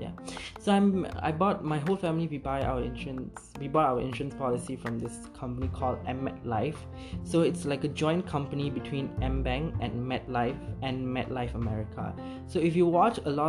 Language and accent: English; Malaysia; as Malaysian